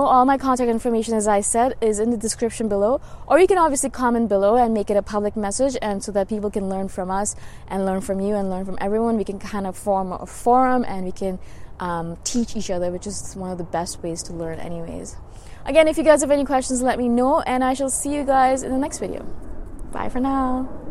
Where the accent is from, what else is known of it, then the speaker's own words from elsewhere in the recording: India; moved away; I'm originally from India, and a lot of them are still back home